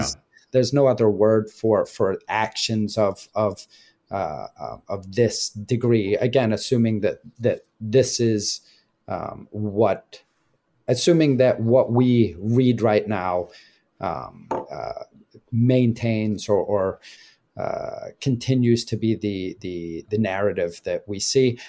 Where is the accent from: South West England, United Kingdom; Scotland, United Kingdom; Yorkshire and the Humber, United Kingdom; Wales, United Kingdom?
Scotland, United Kingdom; I grew up in Scotland